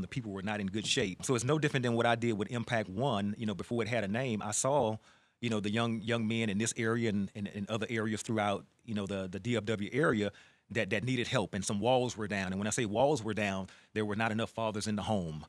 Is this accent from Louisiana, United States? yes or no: yes; Baton Rouge, Louisiana, United States; moved away as an adult; now in Texas, United States; born and raised in Baton Rouge, inner city, real tough area.